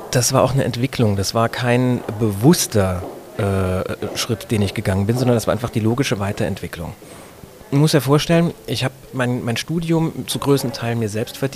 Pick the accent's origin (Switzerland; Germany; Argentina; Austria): Germany; Saarbrücken, Saarland; ich komme aus Saarbrücken, bin da aufgewachsen, habe das sehr, sehr genossen, im Saarland groß zu werden, denn das ist ein fantastisches Umfeld, um aufzuwachsen.